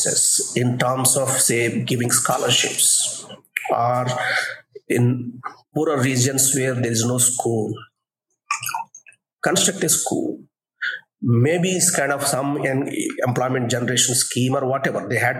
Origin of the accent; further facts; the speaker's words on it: Coastal Andhra, Andhra Pradesh, India; I was born in Kostlandra